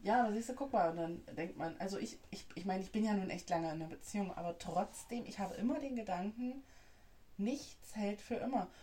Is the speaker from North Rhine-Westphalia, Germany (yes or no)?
yes; North Rhine-Westphalia, Germany; moved away; bei uns in NRW